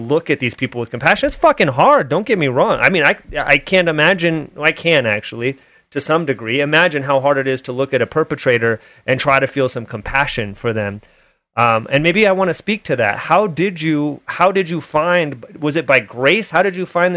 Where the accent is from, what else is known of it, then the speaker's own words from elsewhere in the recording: Oakland, California, United States; also born or lived in Hayward; now in Utah, United States; I grew up in Hayward and Oakland area in the Bay Area